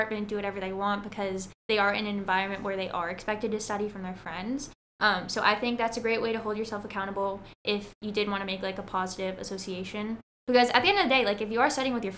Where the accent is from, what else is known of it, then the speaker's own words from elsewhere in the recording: Southern California, United States; I'm from Southern California